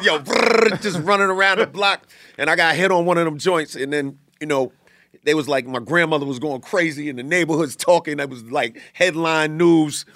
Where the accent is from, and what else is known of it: New York City, New York, United States; born or raised there; also born or lived in Bay Shore, Long Island, New York